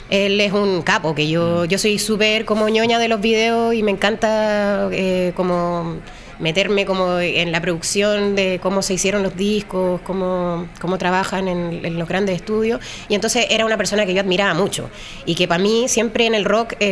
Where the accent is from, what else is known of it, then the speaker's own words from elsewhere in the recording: Chile; le dije, soy tu fan, vengo de Chile